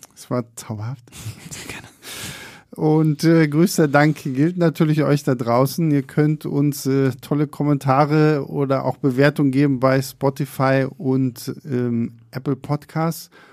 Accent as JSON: {"language": "German", "town": "Rostock", "region": "Mecklenburg-Vorpommern", "country": "Germany", "moved": "yes", "lives_now": "Berlin, Germany", "said": "bei uns in Rostock"}